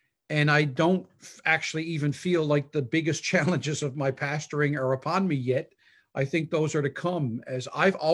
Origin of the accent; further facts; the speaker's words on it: Newfoundland and Labrador, Canada; moved away as an adult; also born or lived in Prince Edward Island; I'm from Newfoundland, I pastored in Prince Edward Island. I've always been kind of an Atlantic Canadian boy